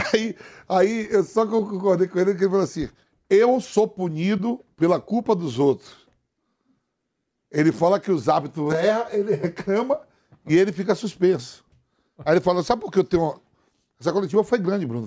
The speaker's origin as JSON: {"language": "Portuguese", "region": "Bahia", "country": "Brazil", "said": "meu conterrâneo da Bahia"}